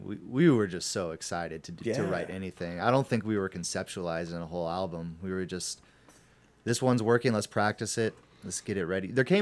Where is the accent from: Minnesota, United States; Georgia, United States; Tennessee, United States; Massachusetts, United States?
Georgia, United States; Atlanta; When I was growing up in Atlanta, we listened to a lot of ….